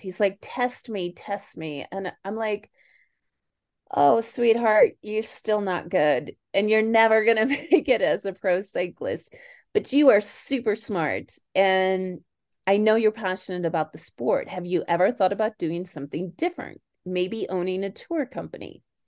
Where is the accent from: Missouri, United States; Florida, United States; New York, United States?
Missouri, United States; Kansas City; moved away; also born or lived in Chicago; born in Chicago, raised in Kansas City.